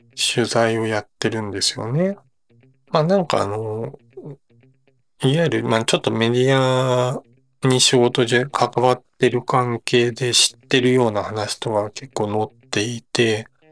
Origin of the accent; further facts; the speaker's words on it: Osaka, Japan; 自分大阪出身なので